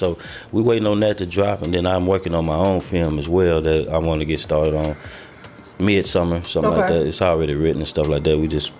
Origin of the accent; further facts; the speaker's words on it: the South, United States; He's from the West Coast. I'm from the South.